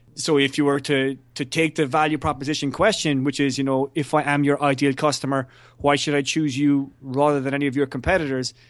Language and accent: English; Ireland; as an Irishman